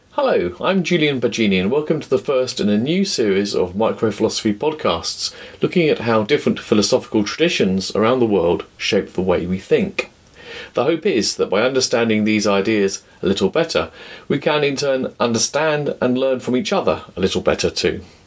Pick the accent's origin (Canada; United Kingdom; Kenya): United Kingdom; I come from Britain